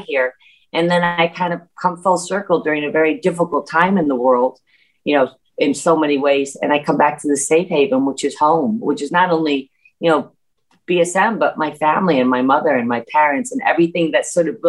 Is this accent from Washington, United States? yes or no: no; New York, United States; also born or lived in Berkshires